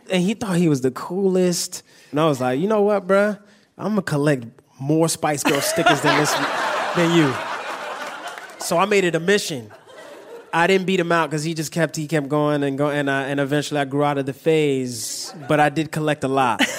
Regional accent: New York, United States; You know, things, you know, movies that I watch and growing up in New York, I'm like, damn

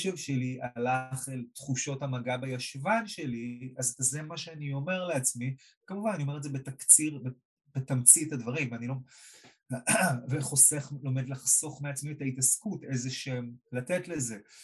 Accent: Israel

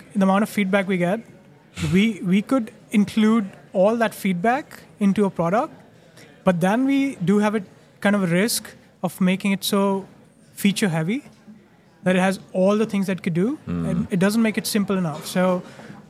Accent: India; moved away as an adult; now in Netherlands; I'm Indian, moved to the Netherlands 6 years ago

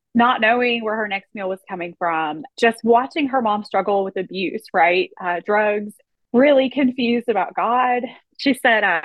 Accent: Kentucky, United States; we're from Kentucky and Jay's family, they're from Ohio

